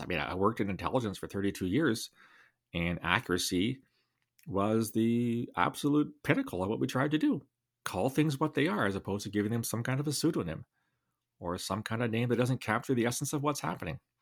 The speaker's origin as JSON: {"language": "English", "area": "London", "region": "Ontario", "country": "Canada", "tie": "born or raised there", "said": "my hometown, Alvada, Ontario"}